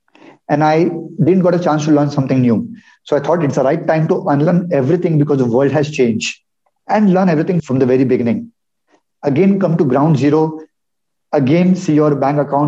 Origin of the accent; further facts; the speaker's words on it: a town in Maharashtra, India; now in Pune, India; I come from a town in Maharashtra, in India. wherein I did my schooling, my graduation. And my childhood was pretty awesome